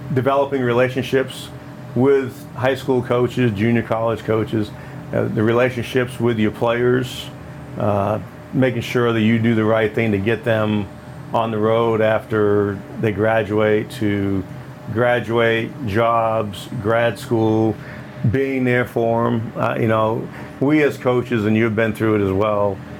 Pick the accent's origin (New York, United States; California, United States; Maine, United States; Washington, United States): Maine, United States; moved away as an adult; now in Illinois, United States; I grew up in Maine